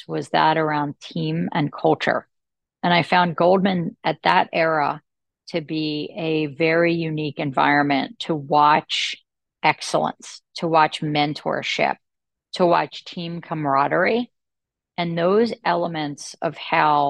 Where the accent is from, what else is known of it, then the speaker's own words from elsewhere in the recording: Atlantic City, New Jersey, United States; I'm from Atlantic City, New Jersey